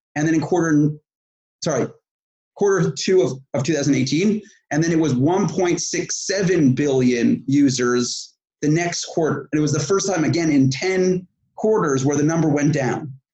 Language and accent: English; New York, United States; moved away as an adult; now in Israel; I was born in New York, and at 21 years old, I moved to Israel